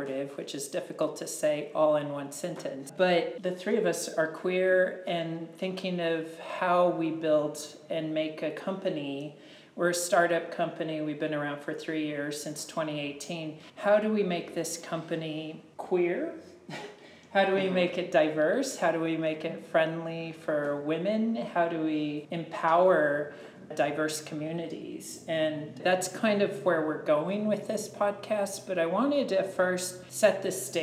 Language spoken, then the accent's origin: English; Mercedes, Texas, United States; moved away; I'm from Mercedes, Texas, a small town in the Rio Grande Valley